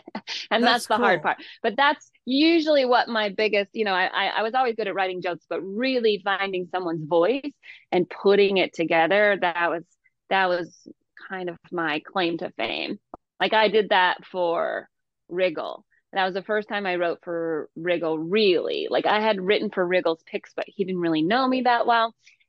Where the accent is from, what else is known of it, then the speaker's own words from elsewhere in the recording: Georgia, United States; also born or lived in Hayward; I was born in Hayward, but I grew up in Georgia. And so I was constantly adapting my own voice to the people around me.